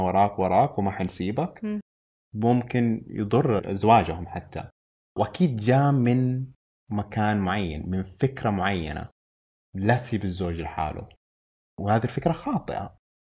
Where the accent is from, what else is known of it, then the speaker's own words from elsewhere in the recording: Saudi Arabia; عندنا في السعودية